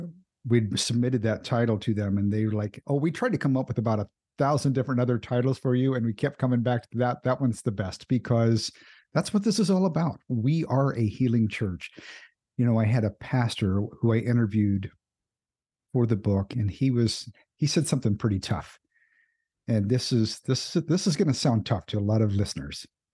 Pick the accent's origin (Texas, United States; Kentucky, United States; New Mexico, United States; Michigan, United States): Kentucky, United States; also born or lived in Indiana / Florida; I'm a native of Indiana. I grew up in Kentucky and Florida.